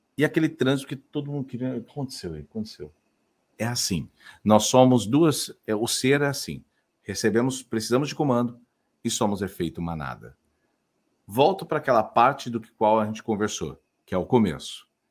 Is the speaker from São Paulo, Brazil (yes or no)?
yes; Sertãozinho, São Paulo, Brazil; now in Florianópolis, Brazil; Eu sou interior ah. de é. São Paulo, sou nascido em Sertãozinho, lá de Ribeirão Preto, mas estou em Floripa